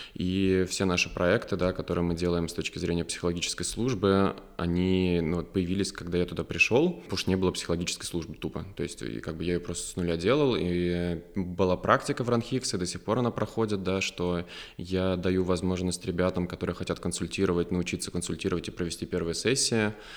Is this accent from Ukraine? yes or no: no; Ryazan, Ryazan Oblast, Russia; also born or lived in Moscow / Germany; now in Lyubertsy, Russia; я из Рязани, у нас там лужа и грибы с глазами, вот, но а, опять же, я очень люблю свой родной город